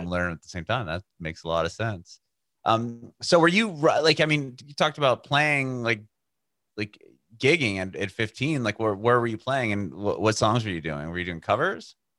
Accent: San Diego, California, United States; moved away as an adult; now in Nashville, United States; I'm from San Diego originally

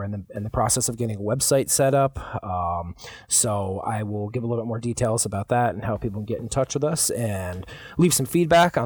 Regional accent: Albany, New York, United States; now in Buffalo, United States; I'm originally from the Albany area

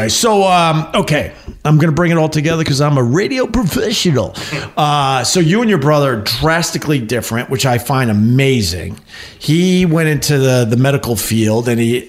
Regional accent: Long Island, New York, United States; I'm from Long Island. So I go home for the summer

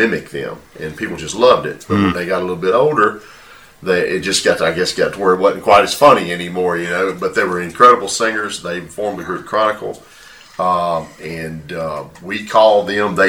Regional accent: southern Louisiana, United States; We played music and helped seed churches all over southern Louisiana

